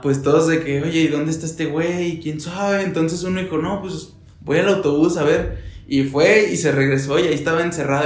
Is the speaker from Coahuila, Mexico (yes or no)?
yes; Torreón, Coahuila, Mexico; now in Puebla, Mexico; vengo de Torreón.